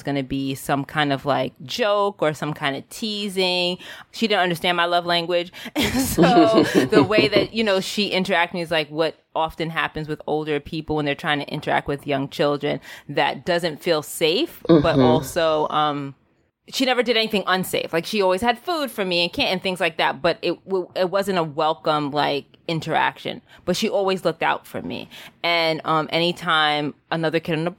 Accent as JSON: {"language": "English", "town": "New York City", "region": "New York", "country": "United States", "tie": "born or raised there", "said": "I'm a city kid. I grew up in the Bronx in New York"}